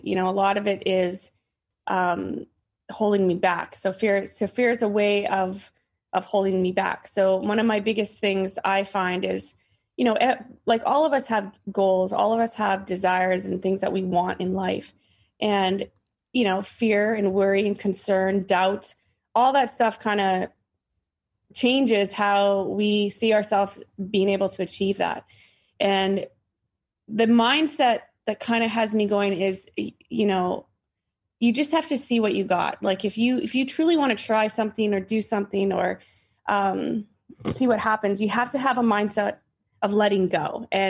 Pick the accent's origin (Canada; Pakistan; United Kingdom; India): Canada; now in Massachusetts, United States; So I'm not from Massachusetts, and that's where I live. I mean, I obviously grew up in Canada, and I lived and played in the woods my entire life.